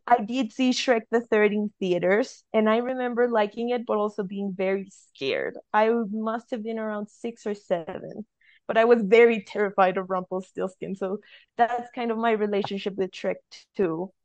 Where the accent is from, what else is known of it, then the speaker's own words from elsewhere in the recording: Colombia; I'm from Colombia